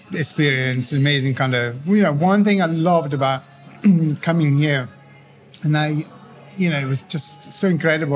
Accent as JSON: {"language": "English", "country": "Italy", "tie": "born or raised there", "second_language": "English", "moved": "as an adult", "lives_now": "London, United Kingdom", "said": "I was born in Italy, and I've been uh, um, in did College in Italy and everything, and then I came over here, but came over here to London about 26 years ago"}